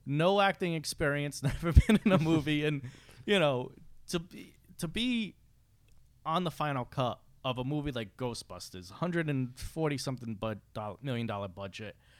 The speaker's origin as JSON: {"language": "English", "town": "Fall River", "region": "Massachusetts", "country": "United States", "said": "I'm from Fall River"}